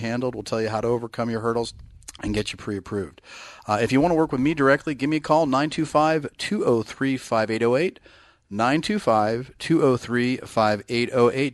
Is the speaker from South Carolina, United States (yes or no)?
no; Bay Area, California, United States; now in Northern California, United States; I'm from the Bay Area